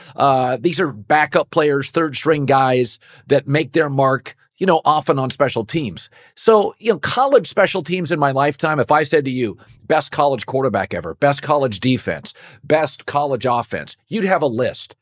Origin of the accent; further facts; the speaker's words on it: Pacific Northwest, United States; I grew up in the Pacific Northwest, been a Husky fan forever